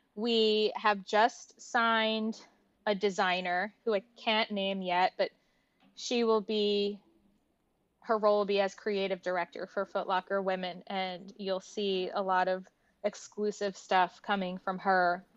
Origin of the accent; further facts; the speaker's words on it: New Jersey, United States; also born or lived in Newark, New Jersey; the first six years of my life, I grew up in Newark, New Jersey.